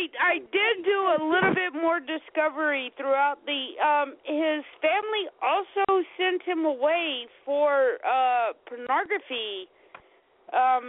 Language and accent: English; South Carolina, United States; moved away; the Canadians had no idea that I even grew up in South Carolina